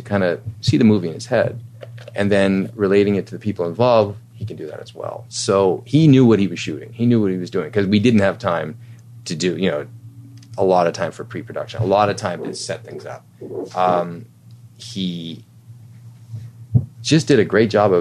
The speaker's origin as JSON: {"language": "English", "country": "Canada"}